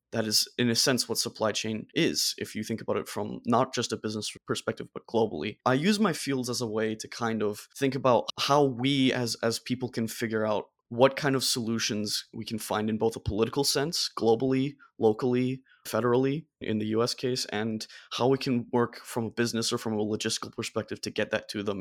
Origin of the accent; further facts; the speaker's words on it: Germany; now in United States; My home country of Germany